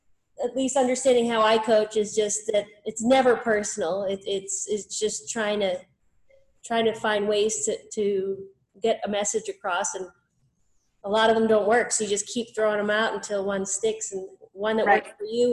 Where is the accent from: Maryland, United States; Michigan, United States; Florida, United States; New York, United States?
New York, United States; I'm from New York. What do you expect? I'm from New York with a Norwegian mother.